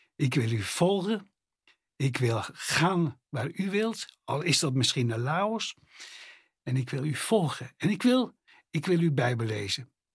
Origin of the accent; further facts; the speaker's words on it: Netherlands; ik als Nederlander met mijn Nederlandse paspoortje